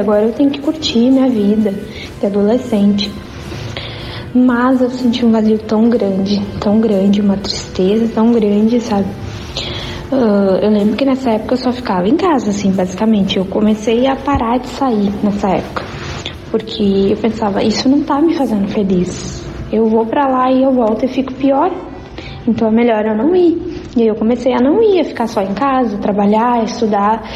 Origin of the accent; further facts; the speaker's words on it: Arroio dos Ratos, Rio Grande do Sul, Brazil; also born or lived in Cachoeirinha; eu sou de Arroio dos Ratos, sou natural de Arroio dos Ratos